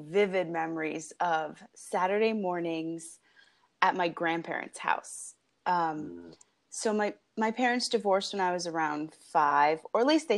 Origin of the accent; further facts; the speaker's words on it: New Jersey, United States; now in Los Angeles, United States; I am from New Jersey.